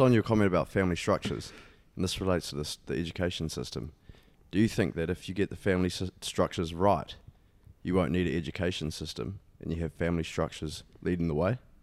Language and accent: English; Auckland, New Zealand; I grew up in Beachlands, Marae Tai area